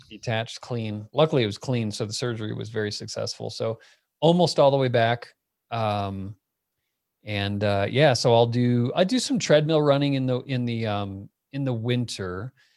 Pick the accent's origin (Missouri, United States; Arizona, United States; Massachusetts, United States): Arizona, United States; Phoenix; moved away as an adult; also born or lived in Miami; now in Boulder, United States; I was born in Miami. I grew up in Phoenix